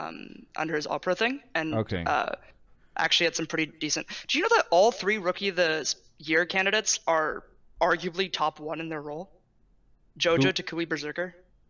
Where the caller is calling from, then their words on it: San Francisco, California, United States; SF, almost in LA in 1 week